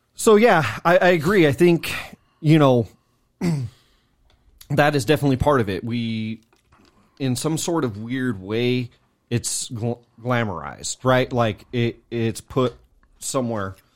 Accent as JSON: {"language": "English", "region": "California", "country": "United States", "moved": "yes", "said": "we're from Cali, you know, so we don't live there no more."}